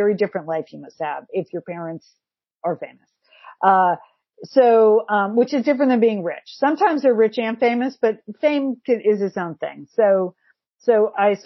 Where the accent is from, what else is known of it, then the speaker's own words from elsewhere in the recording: Connecticut, United States; moved away; also born or lived in Pasadena; I grew up in Connecticut